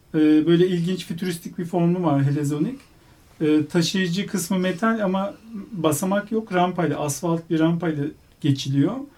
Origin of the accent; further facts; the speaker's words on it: Istanbul, Turkey; moved away as an adult; also born or lived in Ankara; now in Izmir, Turkey; 2009 ee, Eylül'den beri İstanbul'da yaşamıyorum. İstanbulluyum